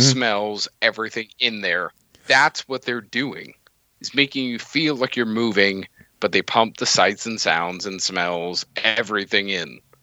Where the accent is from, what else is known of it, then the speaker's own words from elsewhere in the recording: Florida, United States; I was born in Florida. I grew up going to Disney and Islands of Adventure, Universal